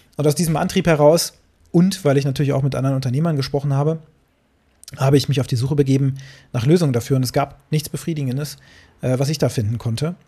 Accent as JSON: {"language": "German", "town": "Braunschweig", "region": "Lower Saxony", "country": "Germany", "tie": "born or raised there", "said": "so war das hier in, in Braunschweig. Meine Mutter hat mich da mal einkaufen geschickt"}